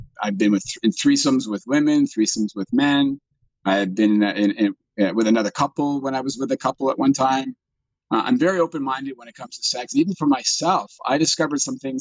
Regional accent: Toronto, Ontario, Canada; I'm a Caucasian, born and raised in Canada. I live in Toronto

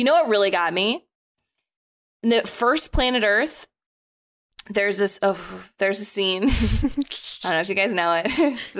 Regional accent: South Florida, United States; I grew up in South Florida, so I grew up going to the beach a lot

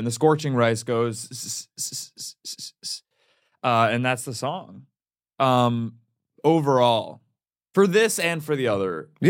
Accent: Cleveland, Ohio, United States; I grew up in Cleveland.

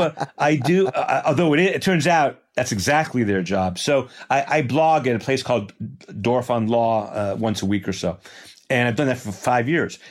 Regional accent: Port Washington, New York, United States; I grew up in Port Washington, New York, a suburb of New York

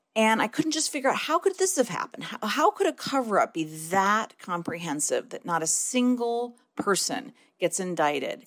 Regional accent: Detroit, Michigan, United States; growing up in Detroit and you know growing up in a in an overwhelmingly Black city

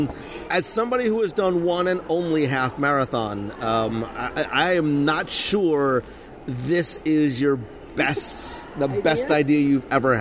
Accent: Plainfield, New Jersey, United States; moved away; I grew up in Plainfield.

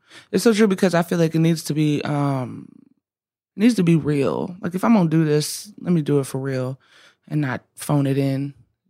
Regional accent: the South, United States; growing up the way I grew up, I think I just have a natural relationship to whatever that is, especially growing up in the South and that being, like I said earlier, just so everywhere.

